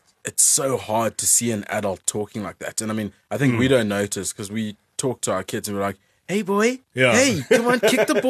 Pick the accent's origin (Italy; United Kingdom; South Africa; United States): South Africa; accent: South African